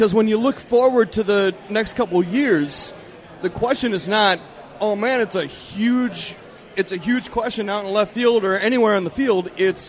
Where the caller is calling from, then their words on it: Minneapolis, Minnesota, United States; I'm from Minneapolis. I've called in a few times.